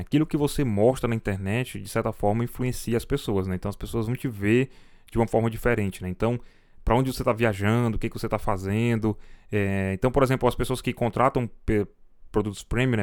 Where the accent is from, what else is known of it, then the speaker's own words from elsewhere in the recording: Fortaleza, Ceará, Brazil; sou de Fortaleza